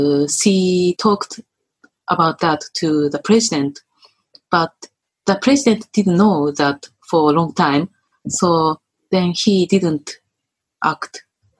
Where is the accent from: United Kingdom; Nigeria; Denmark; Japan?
Japan; most Japanese men, women, including me